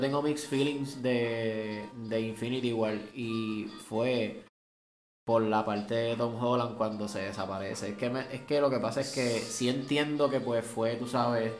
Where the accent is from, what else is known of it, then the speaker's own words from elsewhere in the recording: Caguas, Puerto Rico; moved away; nosotros somos del área de Caguas